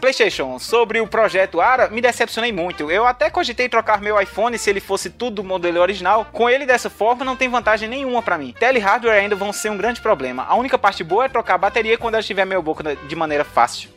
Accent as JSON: {"language": "Portuguese", "town": "João Pessoa", "region": "Paraíba", "country": "Brazil", "moved": "as an adult", "lives_now": "Brasília, Brazil", "said": "Eu sou mesmo de João Pessoa, Paraíba, só que eu estou morando há. vai completar sete anos aqui em Brasília"}